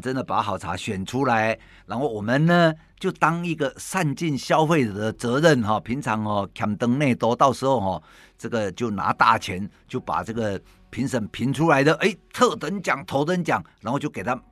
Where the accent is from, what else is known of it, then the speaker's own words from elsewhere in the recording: Taiwan; 再加上呢，我们台湾人，呃，先天自带哦，已经变成先天自带有乌龙茶的，呃，制作乌龙茶的这种血脉在里面哈，